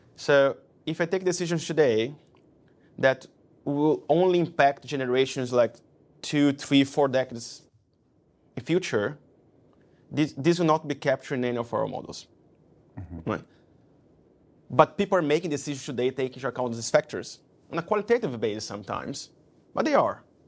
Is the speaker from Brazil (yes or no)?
yes; Brazil; moved away as an adult; also born or lived in London; I came from Brazil. Moving to London was my first move abroad.